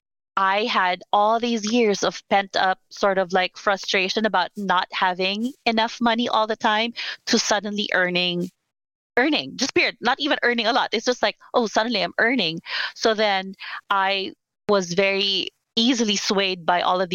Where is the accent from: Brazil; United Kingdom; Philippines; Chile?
Philippines; moved away as an adult; also born or lived in Manila; now in United States; I'm Filipina. I grew up born and raised in the Philippines. I moved to the US about 10 years ago now. In my early 30s